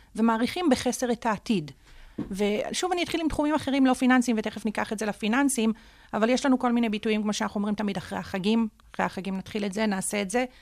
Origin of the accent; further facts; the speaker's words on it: Jerusalem, Jerusalem District, Israel; נולדתי וגדלתי בירושלים, אה, בשכונת בית הכרם